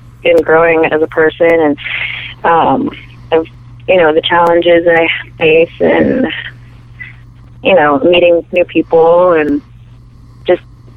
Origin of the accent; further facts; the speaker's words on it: Arizona, United States; now in Orlando, United States; I grew up in Arizona, so that's where I was raised